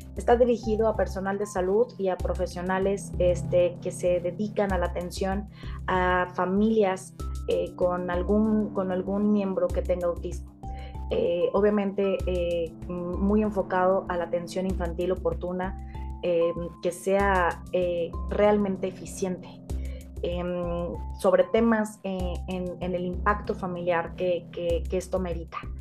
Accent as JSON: {"language": "Spanish", "town": "León", "region": "Guanajuato", "country": "Mexico", "tie": "born or raised there", "said": "Aquí en León, Guanajuato, de donde soy originaria, de donde, de donde habito"}